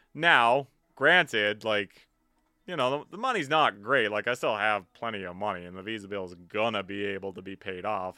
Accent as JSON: {"language": "English", "town": "Vancouver", "region": "British Columbia", "country": "Canada", "said": "I'm from Vancouver"}